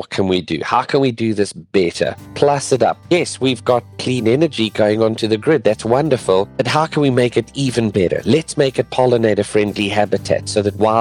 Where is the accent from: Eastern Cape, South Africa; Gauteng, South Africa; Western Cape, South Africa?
Gauteng, South Africa; near Johannesburg; moved away as an adult; also born or lived in Pretoria, South Africa / Durban, South Africa; now in Florida, United States; I'm actually from South Africa, born and raised just near Johannesburg